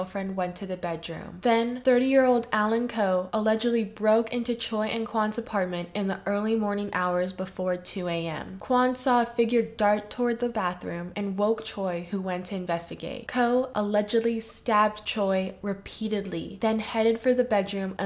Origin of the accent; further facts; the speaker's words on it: Philippines; as a Filipino